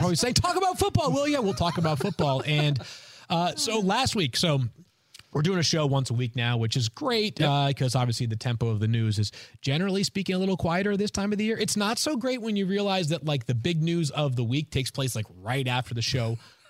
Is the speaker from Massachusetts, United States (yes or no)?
yes; Massachusetts, United States